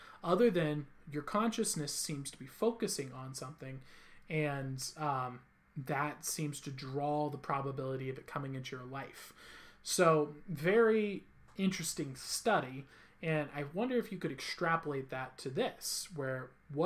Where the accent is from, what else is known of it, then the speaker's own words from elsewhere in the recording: California, United States; I'm from California